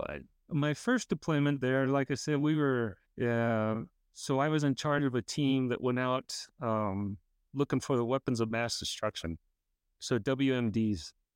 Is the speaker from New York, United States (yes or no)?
no; California, United States; I grew up in California